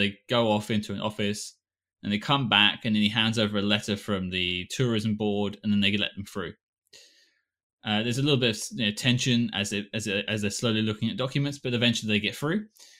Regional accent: United Kingdom

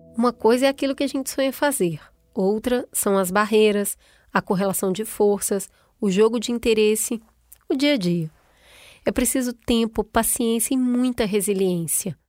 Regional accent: Brazil; Eu sou brasileira

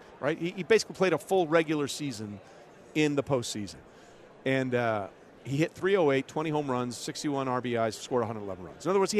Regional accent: Greenwich, Connecticut, United States; born or raised there; moved away; also born or lived in Texas

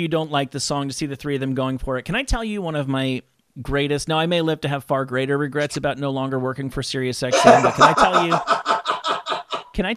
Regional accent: New Jersey, United States; I'm from New Jersey

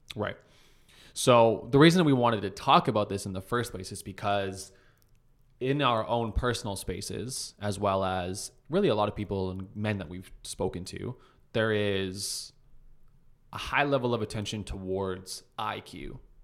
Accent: Calgary, Alberta, Canada; moved away; I'm from Calgary.

